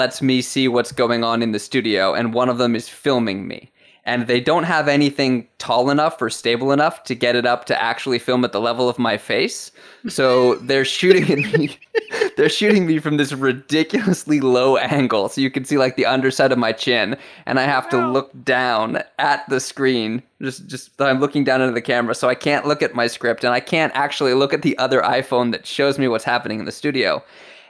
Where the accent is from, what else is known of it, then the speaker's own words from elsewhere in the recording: Florida, United States; moved away as an adult; now in Japan; I'm from Florida